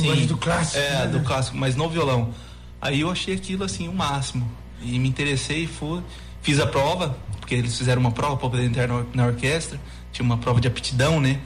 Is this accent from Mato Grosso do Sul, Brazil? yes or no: yes; Camapuã, Mato Grosso do Sul, Brazil; nasci na fazenda, nasci em Camapuã e fui criado ali uh, no meio rural